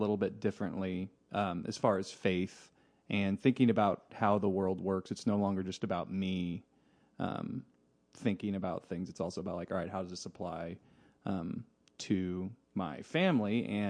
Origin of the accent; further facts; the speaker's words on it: Tulsa, Oklahoma, United States; But then I've mostly lived in Oklahoma all my life.